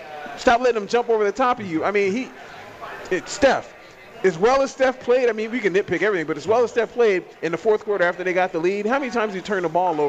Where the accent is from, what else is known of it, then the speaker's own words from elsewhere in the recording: Oakland, California, United States; I'm from the Bay. I was born in Oakland.